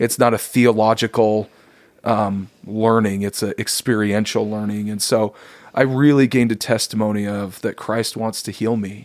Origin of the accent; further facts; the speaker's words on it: Davis County, Utah, United States; I grew up in Davis County, Utah.